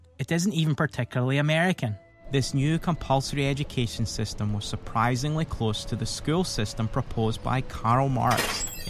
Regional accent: Lanarkshire, Scotland, United Kingdom; also born or lived in Texas; now in United States; I'm from Lanarkshire, Scotland, so I took an opportunity to go back home to visit a place called New Lanark.

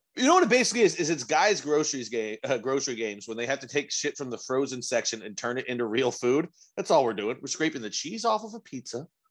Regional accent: Texas, United States; Texas, we are our own, we are our own thing

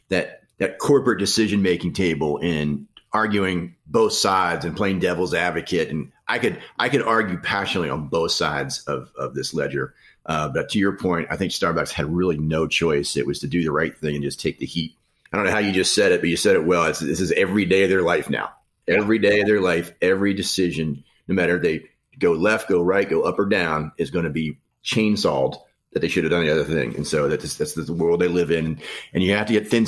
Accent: Maryland, United States; In my home state of Maryland

